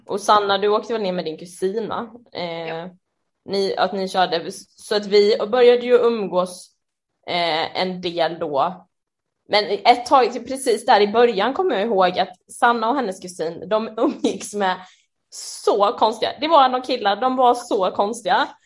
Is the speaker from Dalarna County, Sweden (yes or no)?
no; Jönköping, Jönköping County, Sweden; moved away as an adult; also born or lived in Örebro; now in Stockholm, Sweden; jag kom vuxit upp i Jönköping och där bodde jag ju på heltid fram tills jag var eh, typ 20